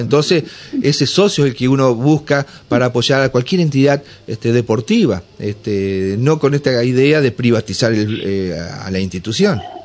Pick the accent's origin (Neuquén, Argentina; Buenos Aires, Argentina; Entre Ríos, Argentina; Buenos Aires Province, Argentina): Entre Ríos, Argentina; Nogoyá; soy de, de Nogoyá, mis orígenes están allá